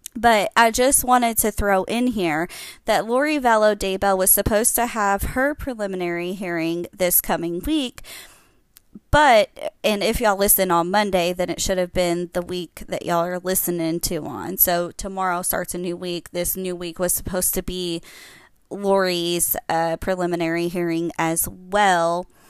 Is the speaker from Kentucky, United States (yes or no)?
yes; Kentucky, United States; I'm from Kentucky